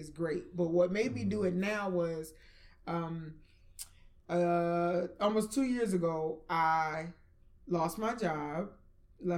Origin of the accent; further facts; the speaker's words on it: New York City, New York, United States; moved away; I'm from Flatbush. Mm. You know, I was born in Flatbush